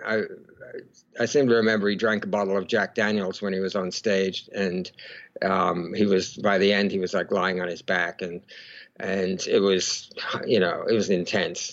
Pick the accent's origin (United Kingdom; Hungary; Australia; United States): Australia; Melbourne, Victoria; I was born in in Melbourne, Australia